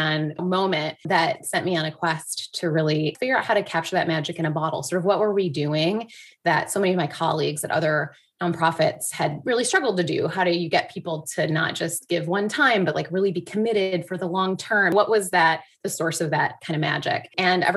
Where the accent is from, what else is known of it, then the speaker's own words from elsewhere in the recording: Michigan, United States; moved away as an adult; also born or lived in New York; I'm from Michigan originally